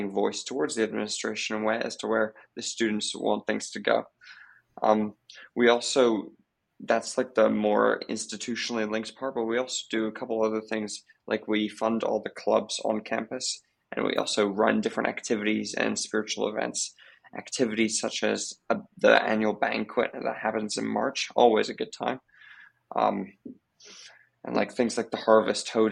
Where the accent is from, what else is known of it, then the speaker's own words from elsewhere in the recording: Hong Kong; moved away as an adult; now in Canada; I grew up in Hong Kong, and I came to Redeemer after graduating high school